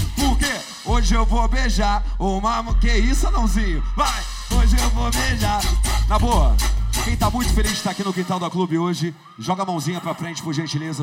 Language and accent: Portuguese; Duque de Caxias, Rio de Janeiro, Brazil; Na cidade onde eu morava, em Duque de Caxias. Duque de Caxias, para você ter noção, eu saí de Caxias